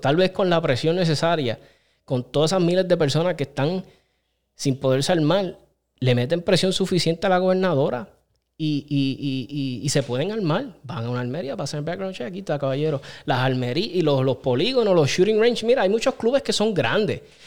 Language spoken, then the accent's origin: Spanish; Aguas Buenas, Puerto Rico; Yo soy criado en Aguas Buenas, desde los, yo creo desde los 9, 10 años, 8, me crié en Aguas Buenas hasta los 23 que me fui